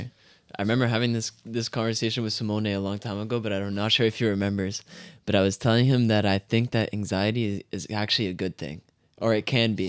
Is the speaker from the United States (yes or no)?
no; Canada; born or raised there; also born or lived in France